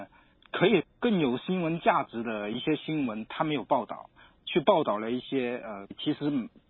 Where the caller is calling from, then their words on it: Guangdong, China; 我从广东。